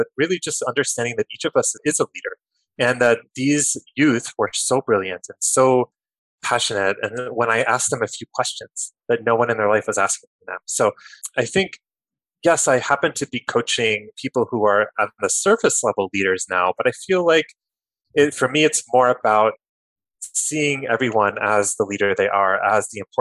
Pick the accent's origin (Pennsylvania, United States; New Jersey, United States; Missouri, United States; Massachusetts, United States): New Jersey, United States; Kearny; I grew up in New Jersey, in Kearny, New Jersey, about 20 minutes from Newark, New Jersey